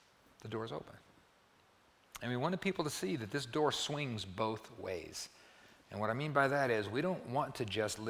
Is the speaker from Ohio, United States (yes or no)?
no; Perryton, Texas, United States; I grew up in the Perryton, Texas, Oak Street Church of Christ